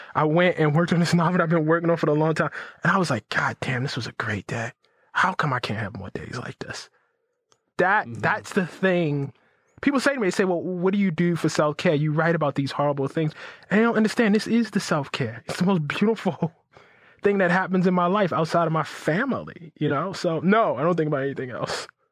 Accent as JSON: {"language": "English", "town": "Baltimore", "region": "Maryland", "country": "United States", "tie": "born or raised there", "said": "I grew up in West Baltimore"}